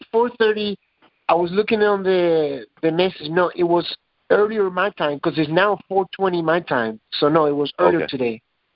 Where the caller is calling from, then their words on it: Las Vegas, Nevada, United States; I'm calling from Las Vegas.